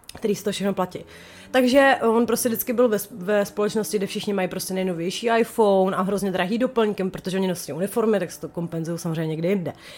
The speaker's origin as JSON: {"language": "Czech", "town": "Chomutov", "region": "Ústí nad Labem Region", "country": "Czechia", "said": "jsem z Chomutová"}